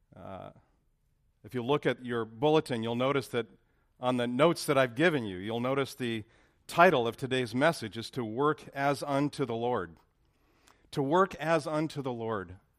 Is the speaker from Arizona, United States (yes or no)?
no; Lancaster, California, United States; moved away as an adult; now in Dallas, United States; where I grew up in Lancaster